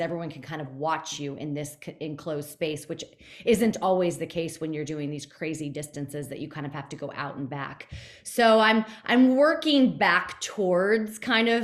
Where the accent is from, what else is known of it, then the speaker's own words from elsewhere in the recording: Fort Lauderdale, Florida, United States; growing up in the Fort Lauderdale area